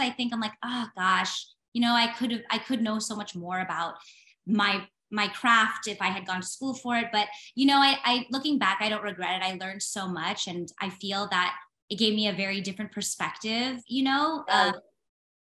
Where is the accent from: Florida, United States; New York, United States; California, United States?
California, United States; moved away; I'm from California originally too.